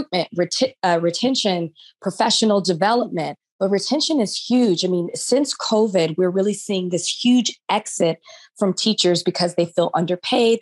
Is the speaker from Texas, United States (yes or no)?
yes; Dallas, Texas, United States; moved away as an adult; now in Los Angeles, United States; I am from Dallas